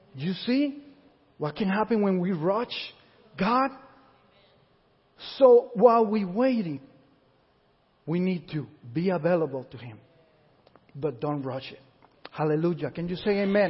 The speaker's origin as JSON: {"language": "English", "country": "Puerto Rico", "moved": "yes", "said": "we went to this Puerto Rican church because we come from Puerto Rico"}